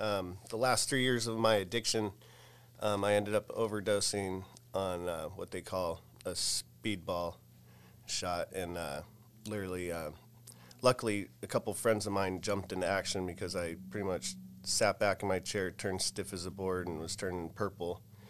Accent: Pittsburgh, Pennsylvania, United States; born there; So I was born in Pittsburgh, Pennsylvania on October 31st, 1981 at Mercy Hospital

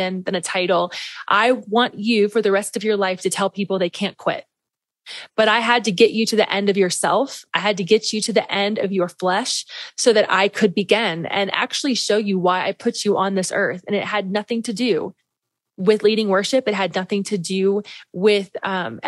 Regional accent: Midwest, United States; I grew up in the Midwest, Pentecostal preacher's kid my whole life

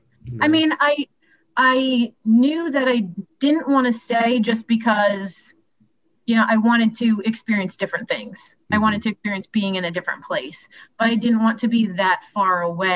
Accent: Strasburg, Pennsylvania, United States; moved away as an adult; also born or lived in Shippensburg, Pennsylvania / Baltimore / Washington, District of Columbia, United States; I liked growing up in Strasbourg, and I liked that my friends were all close

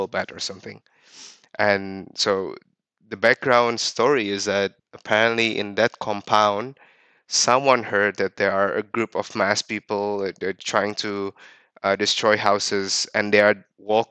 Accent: Jakarta, Indonesia; moved away as an adult; also born or lived in Netherlands / Middle East; I grew up in Jakarta.

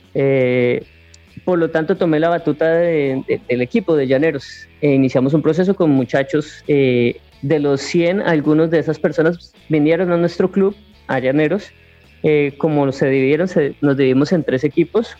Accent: Arauca, Colombia; en nuestra región, en Arauca

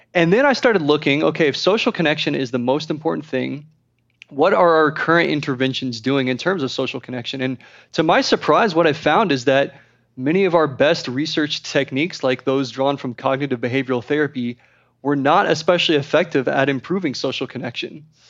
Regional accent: Texas, United States; I'm from Texas

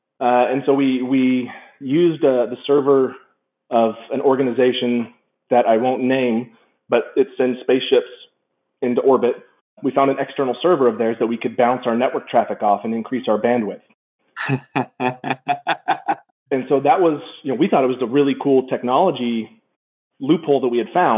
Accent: Saudi Arabia; Growing up in Saudi Arabia, we were late to the internet game in the early 90s.

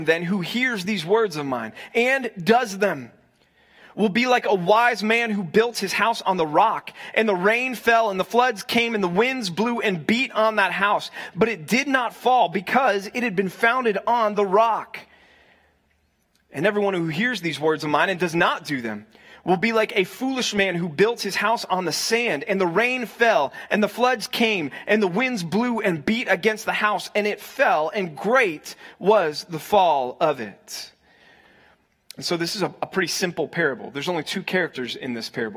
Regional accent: Dallas, Texas, United States; also born or lived in Missouri; now in Arizona, United States; I grew up in North Dallas.

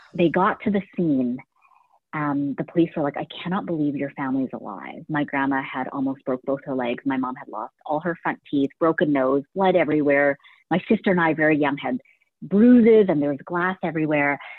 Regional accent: Canada; our family immigrated here when I was about two years old, um, you know, and we didn't come to Canada with much and we didn't speak English

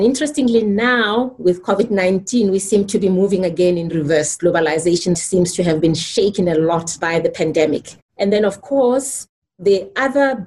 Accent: Soweto, Gauteng, South Africa; When I grew up in Soweto, we had no electricity in my home.

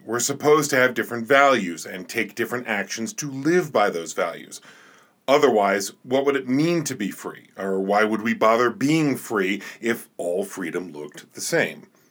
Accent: New Jersey, United States; now in Montana, United States; I'm originally from New Jersey

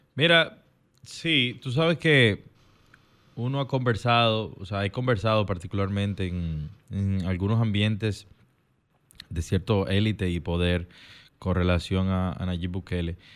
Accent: Dominican Republic; somos dominicanos

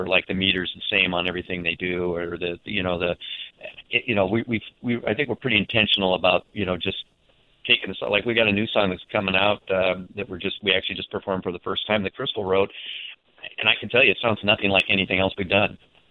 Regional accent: Tacoma, Washington, United States; I was born here, born in Tacoma

